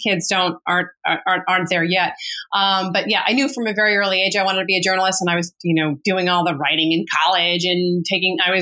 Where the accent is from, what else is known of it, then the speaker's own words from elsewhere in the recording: Massachusetts, United States; moved away as an adult; now in New York City, United States; We grew up very nicely in Massachusetts